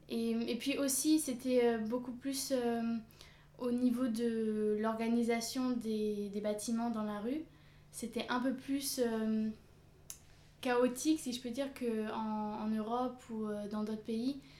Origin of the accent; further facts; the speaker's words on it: France; also born or lived in South Korea; j'ai 22 ans bientôt 23. Je suis française et j'ai vécu pendant 6 mois à peu près en Corée du Sud.